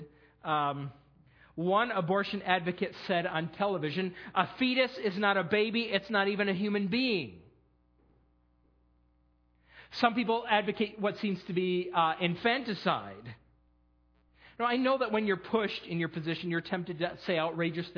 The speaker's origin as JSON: {"language": "English", "region": "New York", "country": "United States", "tie": "born or raised there", "moved": "yes", "said": "My home state, the great state of New York"}